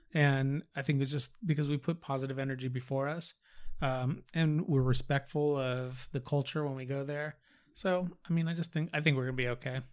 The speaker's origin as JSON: {"language": "English", "region": "California", "country": "United States", "tie": "born or raised there", "said": "I was born and raised in California"}